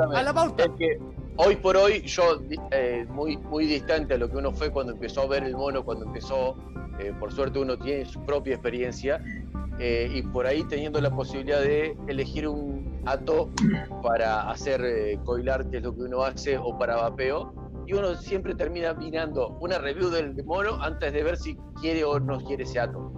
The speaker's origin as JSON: {"language": "Spanish", "country": "Argentina"}